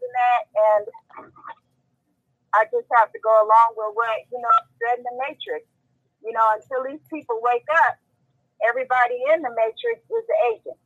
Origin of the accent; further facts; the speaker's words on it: West Coast, United States; I'm from the West Coast